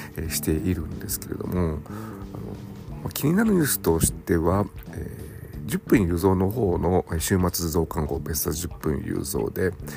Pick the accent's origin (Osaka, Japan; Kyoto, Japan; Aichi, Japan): Aichi, Japan; Nagoya; 地元名古屋